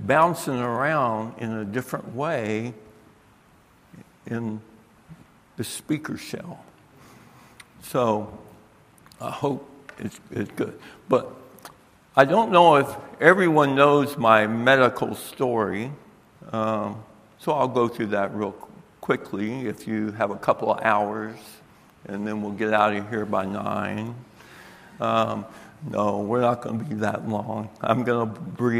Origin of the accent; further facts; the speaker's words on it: Tampa, Florida, United States; moved away as an adult; now in Michigan, United States; I am a southern boy. I was born in Tampa, Florida